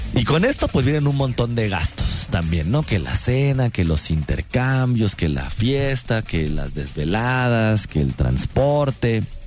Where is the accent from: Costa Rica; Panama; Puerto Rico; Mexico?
Mexico; cómo somos como mexicanos